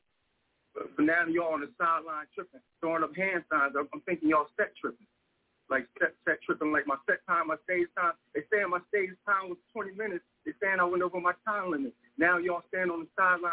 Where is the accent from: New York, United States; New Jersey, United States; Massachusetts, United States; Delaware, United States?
Delaware, United States; I'm from Delaware